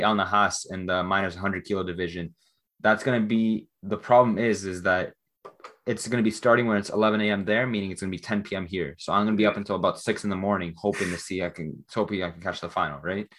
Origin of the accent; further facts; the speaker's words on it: Canada; especially as a Canadian